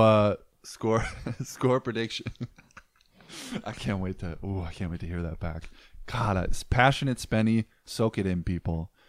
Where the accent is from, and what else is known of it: Superior, Wisconsin, United States; born or raised there